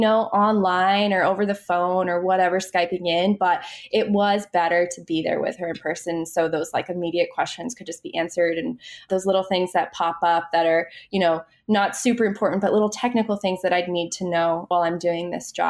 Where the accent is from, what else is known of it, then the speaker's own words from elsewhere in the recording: Maine, United States; moved away as an adult; now in New York, United States; I grew up in Maine